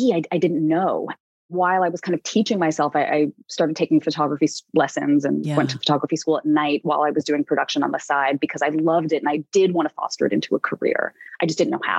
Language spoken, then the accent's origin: English; New York City, New York, United States; I'm a New Yorker